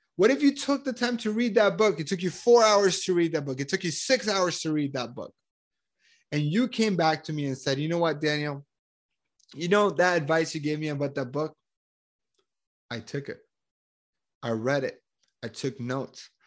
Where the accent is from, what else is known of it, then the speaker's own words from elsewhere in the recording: Colombia; I am from Colombia. I'm super proud of me being Colombian